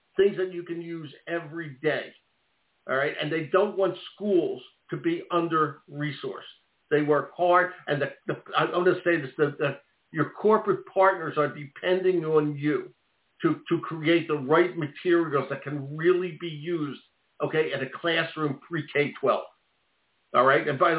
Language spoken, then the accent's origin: English; Philadelphia, Pennsylvania, United States; I grew up in Philly.